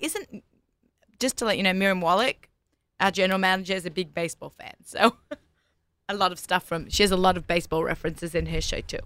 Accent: Australia; accent: Australian; moved away as an adult; now in United States; I'm Australian

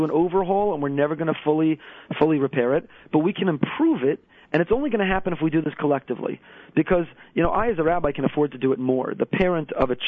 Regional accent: Teaneck, New Jersey, United States; now in Boca Raton, United States; a young child growing up in Teaneck

